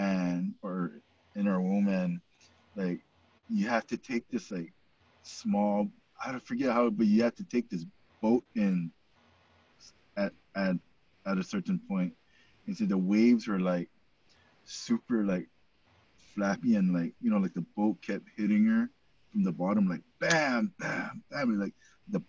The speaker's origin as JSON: {"language": "English", "country": "Guam", "tie": "born or raised there", "said": "I was born here on Guam"}